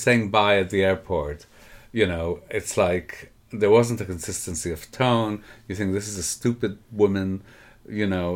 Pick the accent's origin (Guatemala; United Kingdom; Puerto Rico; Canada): Canada; I grew up in Canada